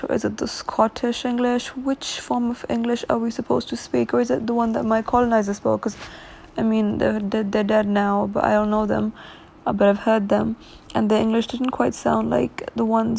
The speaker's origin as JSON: {"language": "English", "town": "Lahore", "region": "Punjab", "country": "Pakistan", "tie": "born or raised there", "said": "coming from my home country, Pakistan, and in Lahore"}